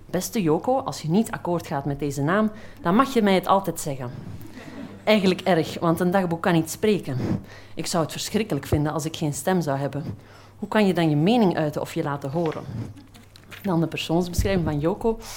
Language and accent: Dutch; Flanders, Belgium; accent: Flemish; Ik kom uit Vlaanderen, dat zal je wel horen.